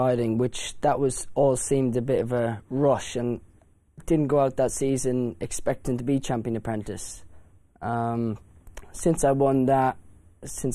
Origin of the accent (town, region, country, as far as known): Ireland; born or raised there